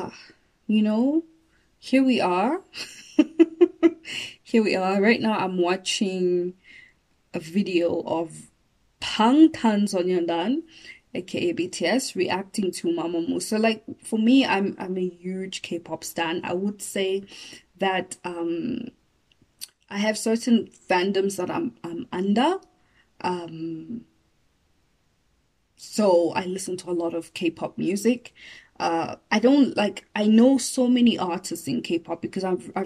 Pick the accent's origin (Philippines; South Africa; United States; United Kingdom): South Africa; Johannesburg, Gauteng; I didn't grow up in Venda. I grew up in Joburg, but I know Venda